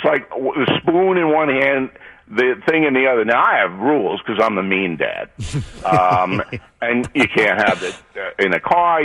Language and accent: English; Levittown, New York, United States; growing up in New York, like I was in Levittown